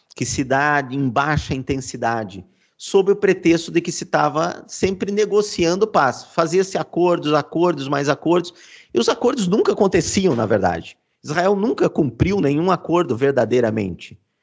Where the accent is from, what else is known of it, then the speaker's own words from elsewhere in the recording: Brazil; mesmo sendo brasileiro